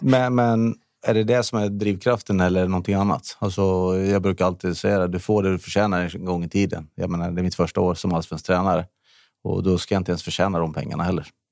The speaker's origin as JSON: {"language": "Swedish", "town": "Borås", "region": "Västra Götaland", "country": "Sweden", "tie": "born or raised there", "moved": "as an adult", "lives_now": "Täby, Sweden", "said": "jag var uppväxt i Norrby"}